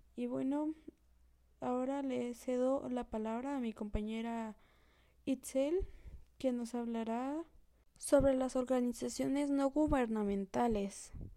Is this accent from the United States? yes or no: no; Mexico; nuestra, mm, nuestra nacionalidad como mexicanos